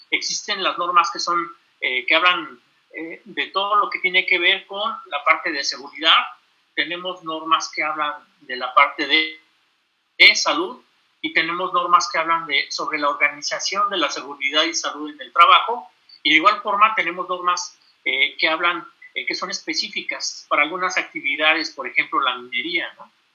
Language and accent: Spanish; Mexico; nosotros como mexicanos, hablando de todos los que vivimos aquí en este país